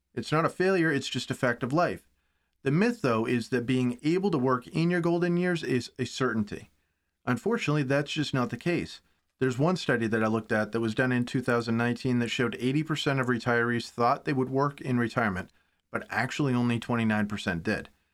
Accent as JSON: {"language": "English", "country": "United States", "said": "as an American"}